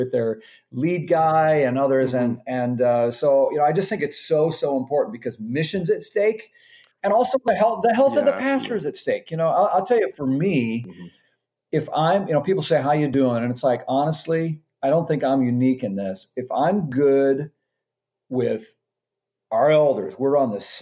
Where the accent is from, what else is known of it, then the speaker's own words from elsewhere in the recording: Minnesota, United States; moved away as an adult; now in Maryland, United States; I'm from Minnesota originally